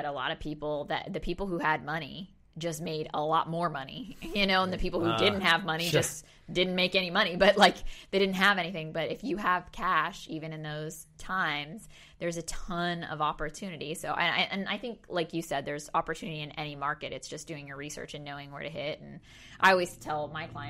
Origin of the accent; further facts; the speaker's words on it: Oklahoma, United States; moved away; I grew up in Oklahoma